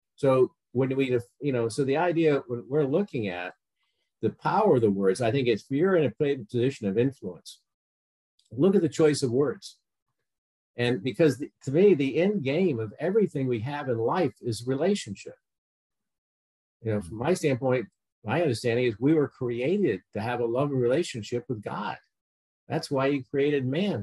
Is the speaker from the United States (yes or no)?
yes; Connecticut, United States; I grew up in Connecticut